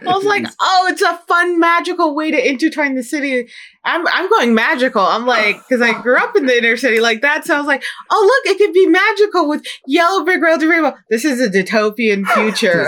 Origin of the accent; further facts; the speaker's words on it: Chicago, Illinois, United States; now in Seattle, United States; growing up in Chicago